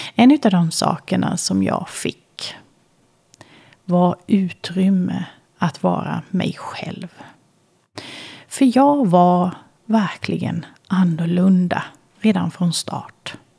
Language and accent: Swedish; Kalmar, Kalmar County, Sweden; Jag föddes i Kalmar